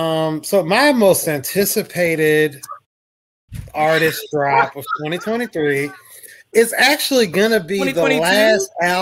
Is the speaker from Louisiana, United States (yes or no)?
no; Oxnard, California, United States; I spent a lot of time on the West Coast growing up in Oxnard, California. Shout out to Ventura County.